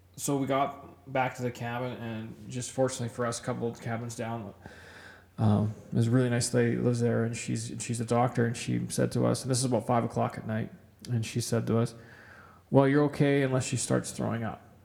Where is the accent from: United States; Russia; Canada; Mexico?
Canada; Kamloops, British Columbia; moved away as an adult; now in Edmonton, Canada; growing up in Kamloops in British Columbia, uh, I grew up on a mountain bike